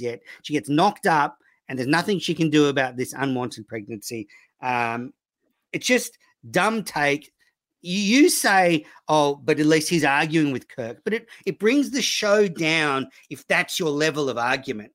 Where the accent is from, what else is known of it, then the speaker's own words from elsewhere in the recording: Sydney, New South Wales, Australia; I was from Sydney